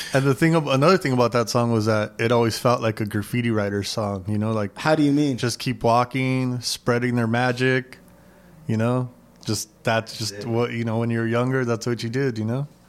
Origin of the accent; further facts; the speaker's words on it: Los Angeles, California, United States; I grew up in San Gabriel Valley, East